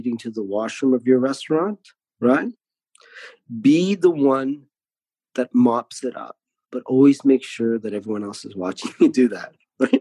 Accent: Canada; born in another country, but then, you know, we grew up here

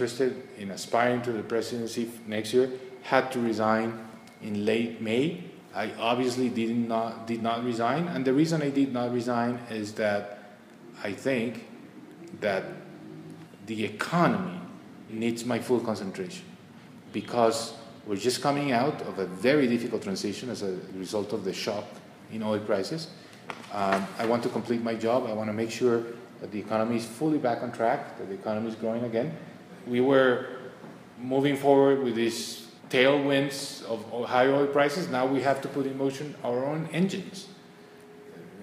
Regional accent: Medellin, Antioquia, Colombia; now in Bogota, Colombia; I'm from Medellin.

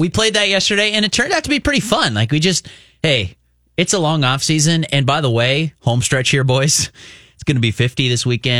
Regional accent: Minnesota, United States; growing up in Minnesota

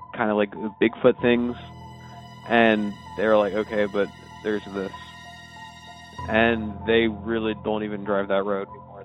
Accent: Atlanta, Georgia, United States; I'm from Atlanta, Georgia

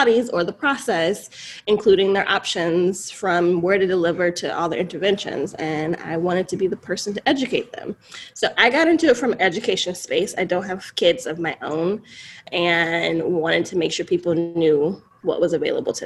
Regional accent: North Carolina, United States; moved away as an adult; now in Los Angeles, United States; I'm originally from North Carolina, and I heard about birth work and doula work at 19

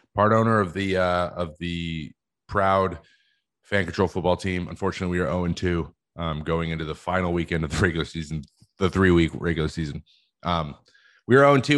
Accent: West Coast, United States; I'm from the West Coast

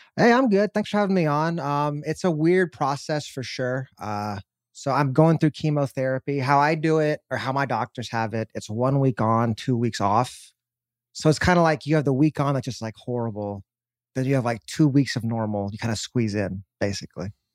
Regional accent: Dallas, Texas, United States; my hometown

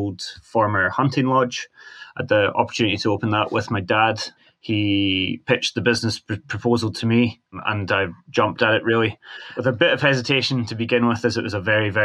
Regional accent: Portree, Scotland, United Kingdom; also born or lived in Glasgow; I'm from the Isle of Skye. Raised in Portree my whole life.

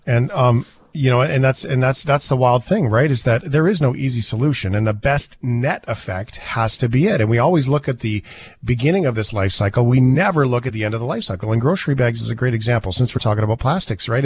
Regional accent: Canada; I'm a Canadian

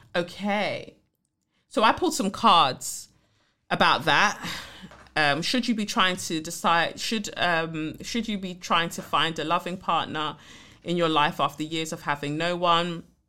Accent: Nigeria; I'm the Nigerian one, so my American twin

